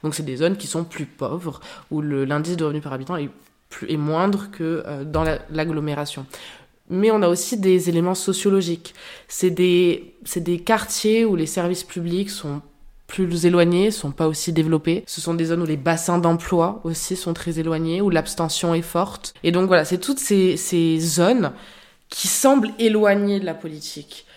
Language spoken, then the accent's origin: French; Marseille, Provence-Alpes-Côte d'Azur, France; moved away as an adult; now in Paris, France; Je suis aussi de Marseille